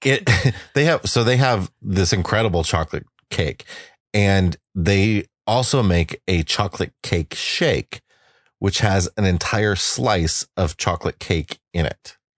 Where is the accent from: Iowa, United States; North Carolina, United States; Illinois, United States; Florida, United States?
Iowa, United States; eastern; moved away; Iowa, my hometown